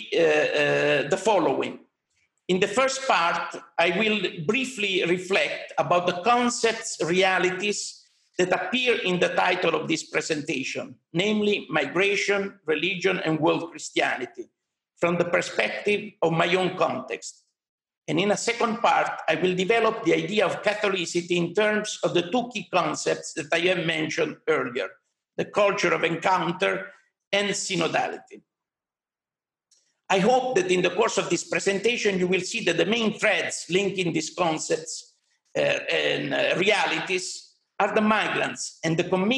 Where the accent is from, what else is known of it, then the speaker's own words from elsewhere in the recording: Rome, Lazio, Italy; I am from Italy, from Rome